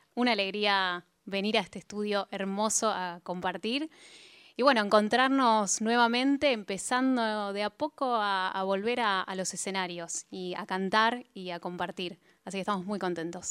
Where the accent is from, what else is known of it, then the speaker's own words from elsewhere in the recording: Buenos Aires, Argentina; los dos somos porteños